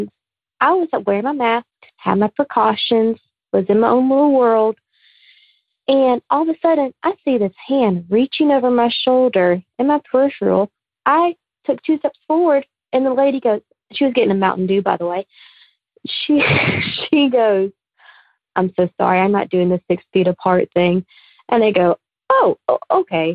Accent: Alabama, United States; I'm from Alabama.

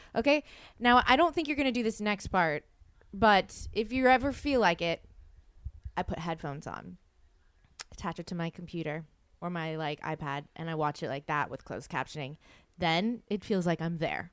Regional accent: the South, United States; I'm from the South.

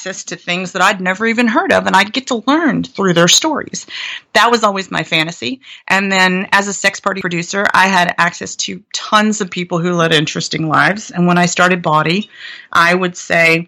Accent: Blue Ridge Mountains of Virginia, United States; also born or lived in Atlanta; now in San Francisco, United States; I grew up in the Blue Ridge Mountains of Virginia

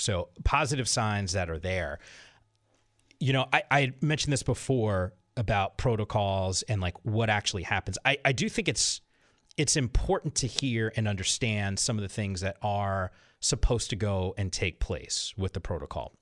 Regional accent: Northeast, United States; now in Southern California, United States; I'm from the Northeast originally

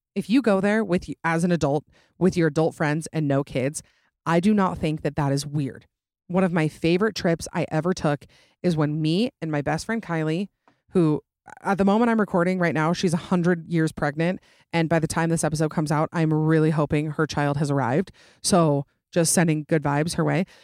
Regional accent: Utah, United States; I'm obviously from Utah

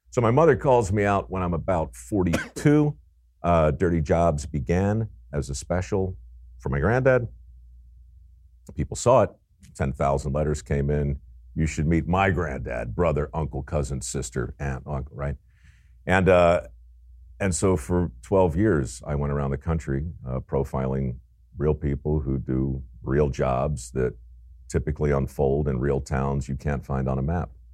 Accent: Baltimore, Maryland, United States; as a young guy growing up in Baltimore

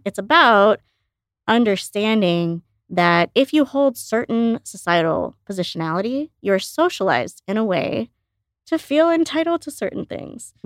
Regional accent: outside Chicago, Illinois, United States; also born or lived in India; I grew up outside Chicago

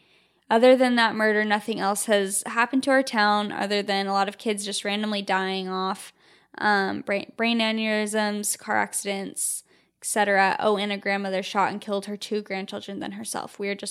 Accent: East Coast, United States; Okay, so I'm from the East Coast, and I have had two super scary things happen.

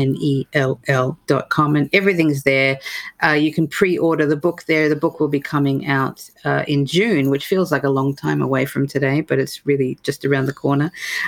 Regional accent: Australia; moved away as an adult; also born or lived in United Kingdom; now in United States; as an Australian therapist, and then I've, you know, sort of done my work in the UK as well, then to come to the US

